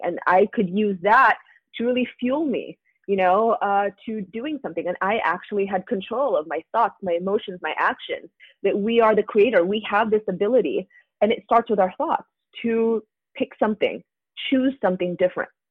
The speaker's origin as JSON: {"language": "English", "country": "United States", "said": "I'm Asian American"}